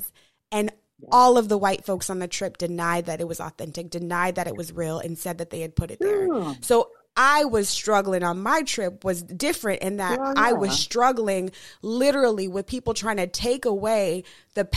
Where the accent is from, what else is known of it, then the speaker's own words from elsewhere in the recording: Denver, Colorado, United States; growing up in Denver